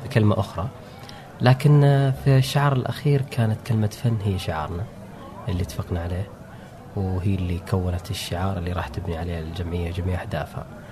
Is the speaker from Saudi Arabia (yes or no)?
yes; Saudi Arabia; من عندنا في السعودية